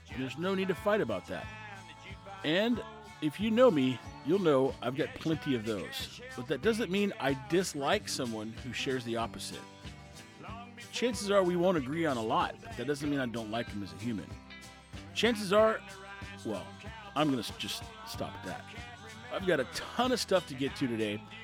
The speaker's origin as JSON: {"language": "English", "region": "Texas", "country": "United States", "said": "We're Texan"}